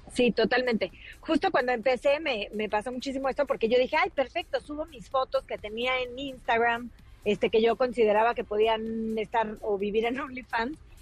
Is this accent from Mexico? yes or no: yes; Mexico; nosotros como, como mexicanos